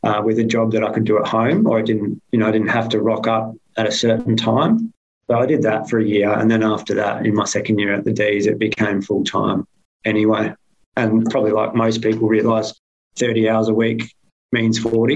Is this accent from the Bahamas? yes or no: no; Perth, Western Australia, Australia; also born or lived in Melbourne / England; I grew up in Perth